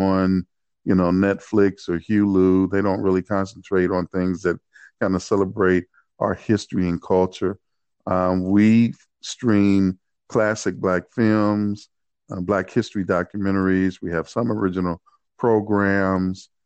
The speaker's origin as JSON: {"language": "English", "town": "Cleveland", "region": "Ohio", "country": "United States", "tie": "born or raised there", "said": "I grew up in Cleveland, Ohio"}